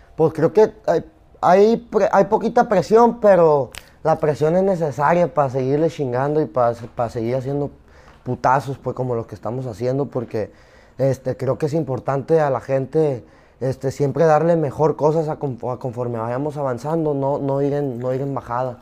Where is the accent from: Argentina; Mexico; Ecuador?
Mexico; Zapopan, Jalisco; also born or lived in Culiacán, Sinaloa / New York; yo nací en Zapopan. Y, y, crecí allá en Culich también.